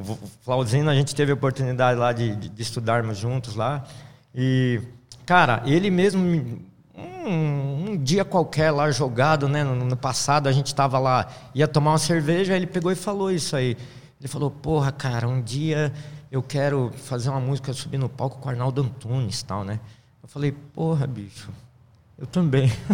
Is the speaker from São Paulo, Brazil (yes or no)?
yes; São Paulo, Brazil; moved away; also born or lived in Minas Gerais; Sou aquele paulistano da nata, nascido na Vila Mariana, aí, na, é. na, zona sul de São Paulo